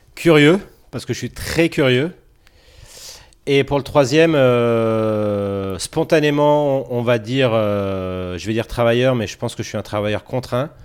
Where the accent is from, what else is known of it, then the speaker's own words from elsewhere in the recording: Grenoble, Auvergne-Rhône-Alpes, France; Je suis de Grenoble, oui. Ok. Né à la tronche comme une grosse, une grosse partie des Grenoblois